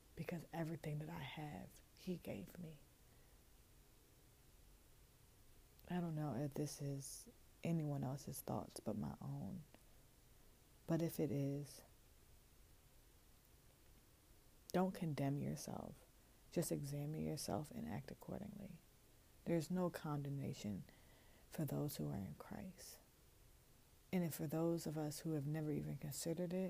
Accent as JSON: {"language": "English", "town": "Chesilhurst", "region": "New Jersey", "country": "United States", "tie": "born or raised there", "also_born_or_lived": "Camden, New Jersey", "said": "I'm from Chislehurst"}